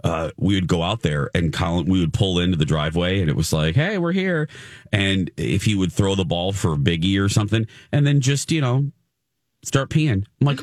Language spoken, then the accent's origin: English; Indiana, United States; I'm from Indiana.